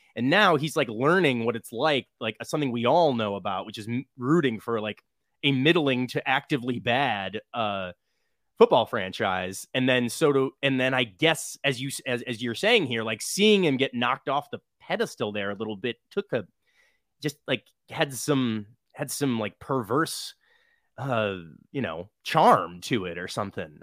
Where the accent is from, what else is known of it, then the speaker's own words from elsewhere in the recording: Midwest, United States; I'm from the Midwest